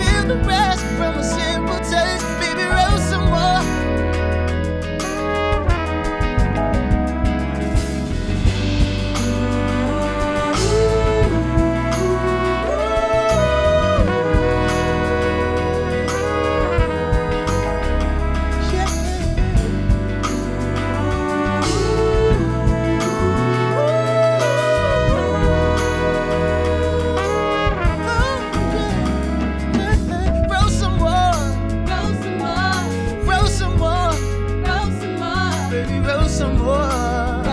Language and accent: English; New Orleans, Louisiana, United States; I'm from New Orleans